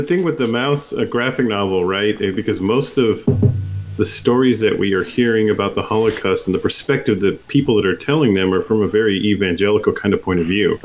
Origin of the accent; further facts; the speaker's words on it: United States; As an American